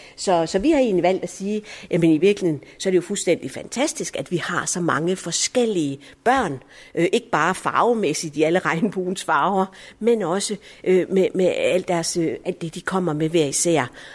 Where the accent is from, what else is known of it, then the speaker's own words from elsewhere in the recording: Viby, Central Denmark Region, Denmark; also born or lived in Allahabad, India; jeg er som mænd vokset op her i Viby